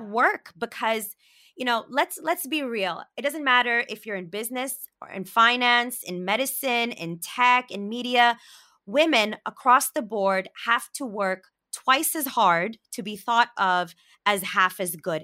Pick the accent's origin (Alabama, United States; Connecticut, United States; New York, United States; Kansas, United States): New York, United States; New York City; I grew up in Brooklyn